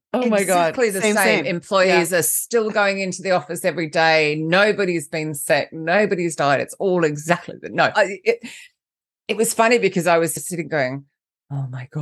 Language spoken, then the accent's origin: English; Australia; now in London, United Kingdom; First off, let's just clarify the accent. I'm Australian, but I live in London, so I don't really know what I sound like.